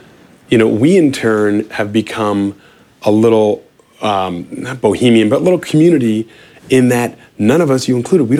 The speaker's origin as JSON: {"language": "English", "town": "Wilmette", "region": "Illinois", "country": "United States", "tie": "born or raised there", "moved": "as an adult", "said": "St. Joe's where I grew up in Wilmette."}